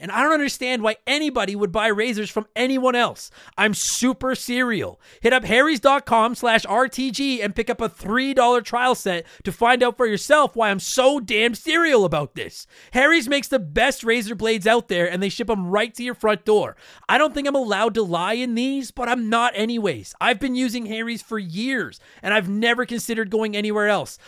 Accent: Canada; I am a Canadian

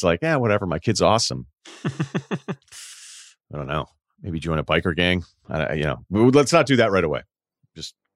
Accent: Martha's Vineyard, Massachusetts, United States; I was from Martha's Vineyard

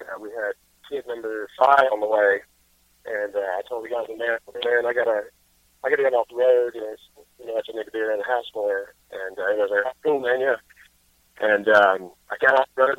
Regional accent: Greenwood, South Carolina, United States; my hometown in Greenwood, South Carolina

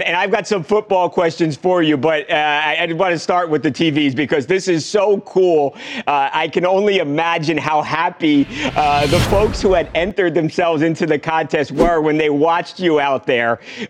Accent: New York, United States; I'm from New York, Javon.

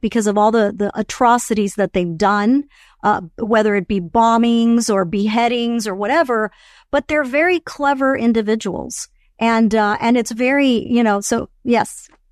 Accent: Venezuela; moved away; I am Venezuelan. I was born in Venezuela. I still have family in Venezuela.

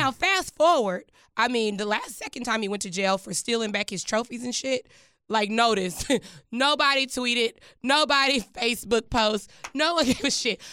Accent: Dallas, Texas, United States; moved away; also born or lived in Washington, D.C.; I grew up in Dallas, Texas

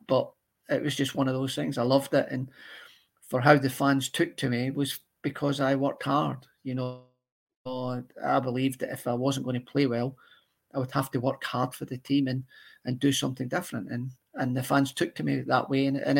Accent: United Kingdom; well, I'm still British, I'll be kind of mingling.

